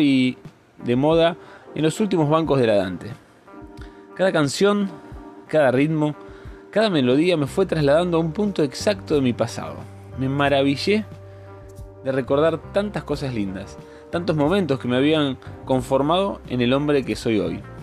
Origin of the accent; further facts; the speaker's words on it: Rosario, Santa Fe, Argentina; moved away; mi ciudad natal, mi Rosario querida